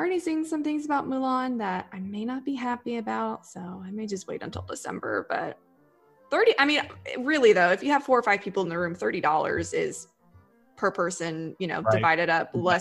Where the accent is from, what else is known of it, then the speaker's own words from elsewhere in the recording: Florida, United States; I'm from Florida and I grew up during the 90s